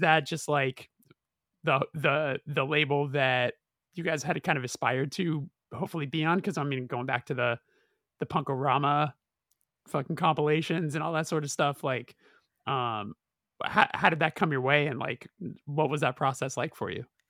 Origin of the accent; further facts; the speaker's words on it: Los Angeles, California, United States; we're from Los Angeles